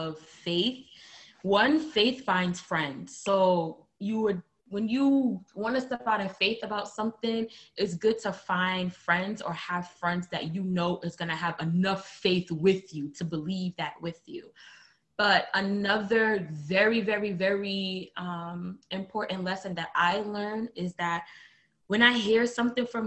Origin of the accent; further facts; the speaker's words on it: New York City, New York, United States; moved away as an adult; now in Milwaukee, United States; I'm from Brooklyn, New York, born and raised